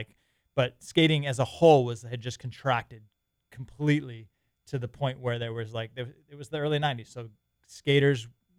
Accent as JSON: {"language": "English", "town": "Boston", "region": "Massachusetts", "country": "United States", "tie": "born or raised there", "also_born_or_lived": "California", "moved": "yes", "said": "Born and raised in Boston."}